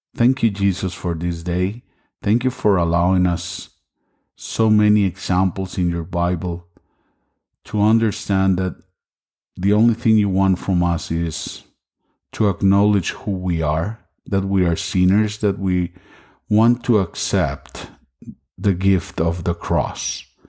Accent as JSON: {"language": "English", "country": "Costa Rica", "second_language": "English", "moved": "yes", "lives_now": "Las Vegas, United States", "said": "I'm originally from Costa Rica. That's why my English sometimes is not perfect"}